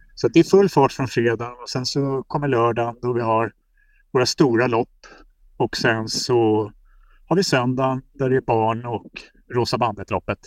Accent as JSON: {"language": "Swedish", "town": "Lidingö", "region": "Stockholm County", "country": "Sweden", "tie": "born or raised there", "said": "Jag är ju uppvuxen på Lidingö"}